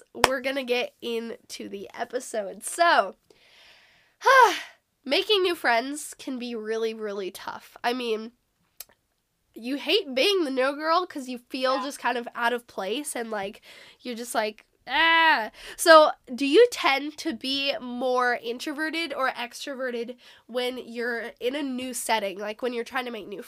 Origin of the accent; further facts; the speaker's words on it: Washington, United States; moved away; I moved back to my hometown in Washington